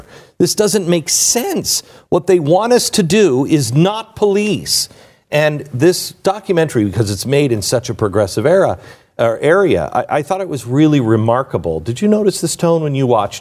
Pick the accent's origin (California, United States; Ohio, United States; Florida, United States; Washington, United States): Washington, United States; Seattle; moved away; I grew up in Seattle, in the Seattle area.